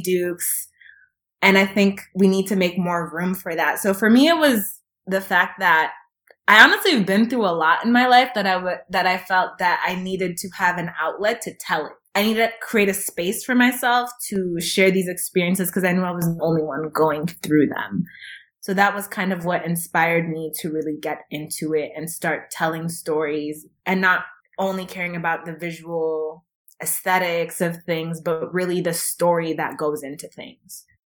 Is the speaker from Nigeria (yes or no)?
no; Kenya; now in United States; being Kenyan, Kenyan and emigrating to the States